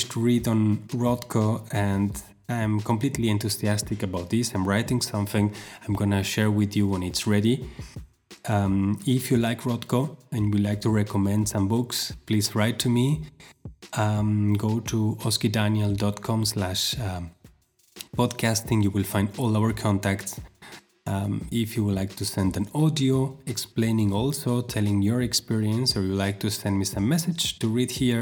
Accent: Argentina; moved away; my hometown in Argentina.

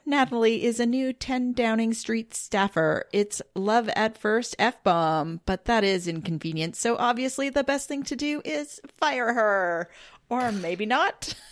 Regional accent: Canada; being Canadian. You know, we're part of the Commonwealth

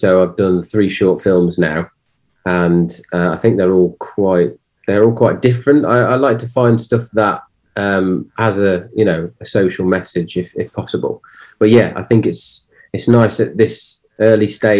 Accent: Cannock, West Midlands, United Kingdom; I'm from the Midlands, so in this specific area, Cannock

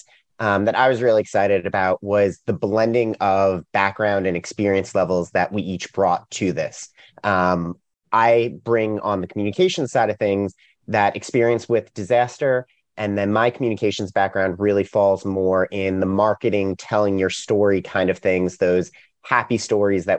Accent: New York, United States; now in Raleigh, United States; I'm originally from New York. So I'm a little bit out of place down here in Raleigh, North Carolina

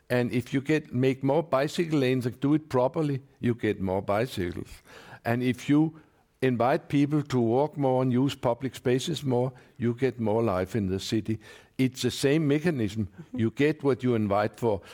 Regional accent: Copenhagen, Capital Region of Denmark, Denmark; I come from Copenhagen

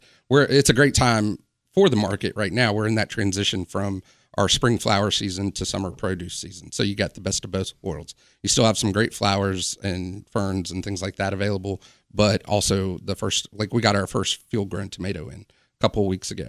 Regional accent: Wilmington, North Carolina, United States; moved away as an adult; now in Charleston, United States; spent most of my quote-unquote formative years in Wilmington, North Carolina

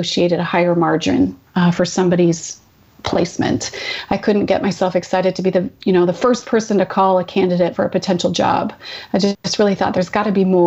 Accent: Vanderhoof, British Columbia, Canada; moved away; I grew up in a small town. My parents still live there. It's called Vanderhoof, which is about 10 hours drive north of Vancouver.

